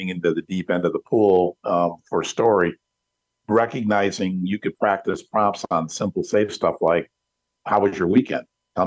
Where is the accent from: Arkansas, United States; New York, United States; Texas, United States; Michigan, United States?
Michigan, United States; Detroit; I'm from Detroit